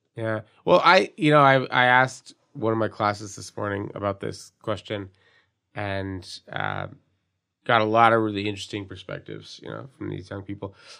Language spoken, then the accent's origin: English; Montreal, Quebec, Canada; growing up in the Southwest of Montreal